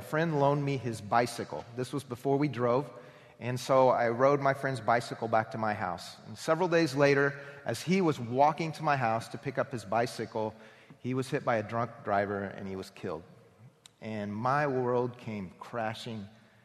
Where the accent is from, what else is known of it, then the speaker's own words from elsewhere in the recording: Anderson, Indiana, United States; I was raised in Anderson, Indiana